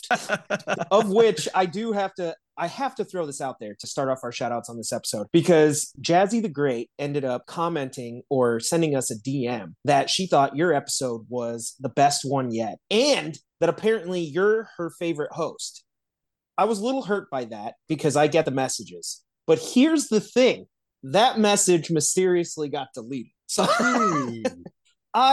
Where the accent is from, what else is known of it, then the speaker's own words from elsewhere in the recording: South Bend, Indiana, United States; I'm from South Bend.